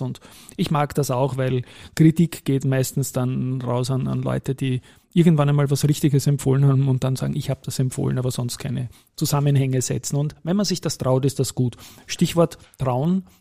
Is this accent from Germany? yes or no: no; Austria; als Österreicher